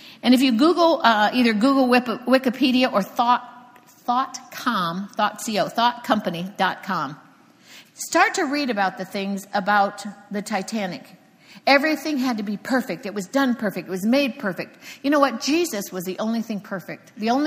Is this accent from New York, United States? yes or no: no; Cocoa Beach, Florida, United States; moved away; I'm from Cocoa Beach, Florida. And believe me, I used to sit there and watch those rockets split the sky